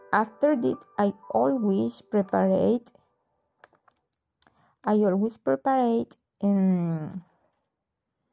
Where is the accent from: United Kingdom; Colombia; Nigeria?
Colombia; Cereté, Córdoba; English is a second language; I was born in Cerité